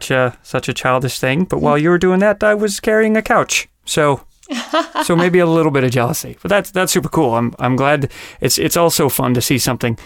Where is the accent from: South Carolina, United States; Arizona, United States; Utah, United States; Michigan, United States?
Utah, United States; Salt Lake City; moved away; also born or lived in Los Angeles; Years ago, my wife and I flew out when we still lived in Los Angeles to see Book of Mormon, because I'm originally from Salt Lake City, Utah